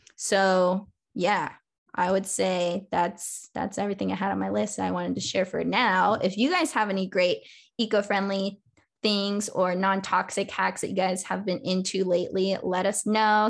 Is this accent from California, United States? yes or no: yes; California, United States; I'm from California, so I always grew up recycling